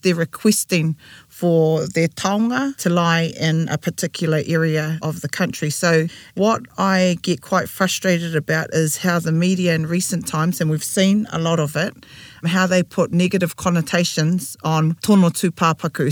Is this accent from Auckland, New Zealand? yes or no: no; Tūrangi, Waikato, New Zealand; moved away; We were raised in Ngāti Tūwhare Toa in Tūrangi